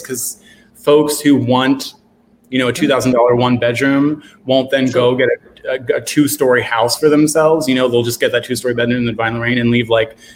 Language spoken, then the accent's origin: English; Philadelphia, Pennsylvania, United States; I grew up here. I grew up in Fishtown